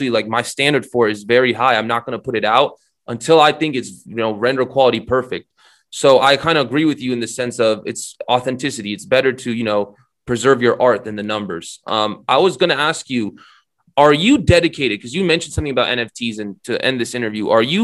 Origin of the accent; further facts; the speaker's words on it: Romania; I'm Romanian